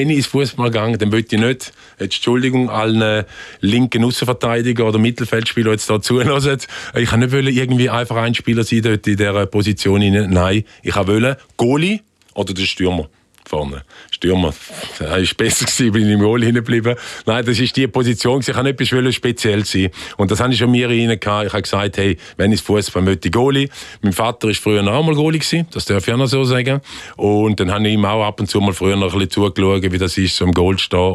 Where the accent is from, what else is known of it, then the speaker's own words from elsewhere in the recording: Frauenfeld, Thurgau, Switzerland; Wir hier in der Nähe von Winterthur aufgewachsen im Frauenfeld.